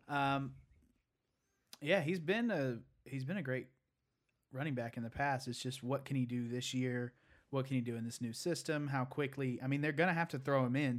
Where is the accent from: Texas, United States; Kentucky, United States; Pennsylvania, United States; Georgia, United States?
Texas, United States; Patrick Mahomes is from like 20 miles from my hometown